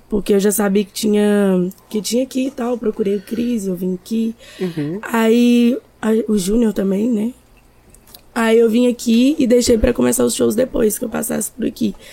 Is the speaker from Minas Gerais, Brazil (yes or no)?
yes; Minas Gerais, Brazil; also born or lived in Vitória; now in Vila Velha, Brazil; que eu saí de Minas já tem dois anos e alguns meses. Aqui em Vila Velha vai fazer um ano ainda que eu moro aqui, porque antes eu morava em Vitória.